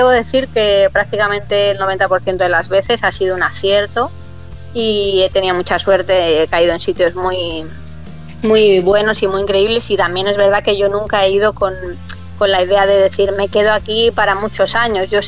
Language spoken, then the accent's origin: Spanish; Madrid, Community of Madrid, Spain; moved away as an adult; also born or lived in Bahamas / London / Amsterdam; yo soy de Madrid y en Madrid los inviernos son